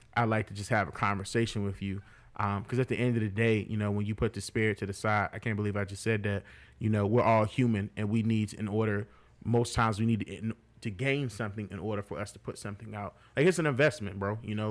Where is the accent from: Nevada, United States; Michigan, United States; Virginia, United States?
Virginia, United States; Martinsville; also born or lived in Charlottesville; in Martinsville, my hometown